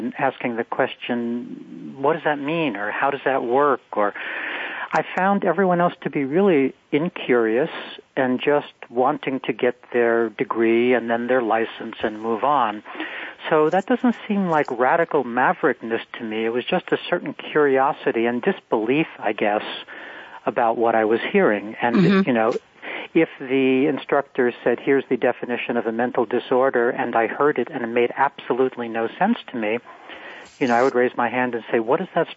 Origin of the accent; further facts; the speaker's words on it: New York, United States; I grew up on Kelly Street